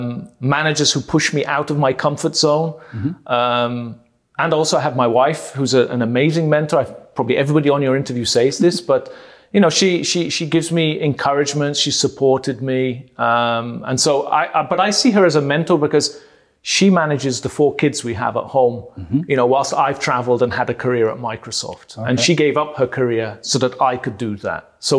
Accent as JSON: {"language": "English", "country": "Malta", "tie": "born or raised there", "accent": "British accent", "lives_now": "Germany", "said": "And but I grew up in Malta, born in Malta. Most of my family is Maltese."}